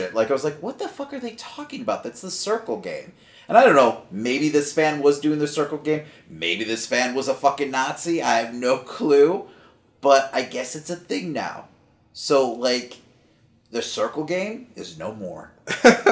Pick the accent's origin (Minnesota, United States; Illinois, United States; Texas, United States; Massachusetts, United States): Illinois, United States; Chicago; We're both from Chicago